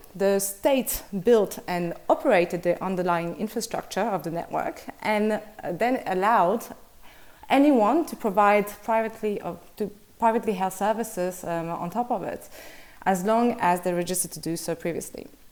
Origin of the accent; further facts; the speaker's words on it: Brussels, Brussels-Capital Region, Belgium; Belgian from Brussels